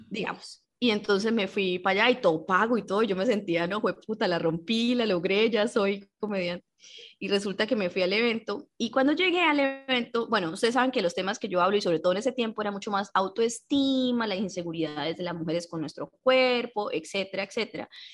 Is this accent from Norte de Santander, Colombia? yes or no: yes; Cúcuta, Norte de Santander, Colombia; accent: Cúcuta accent; nuestro acento es bipolar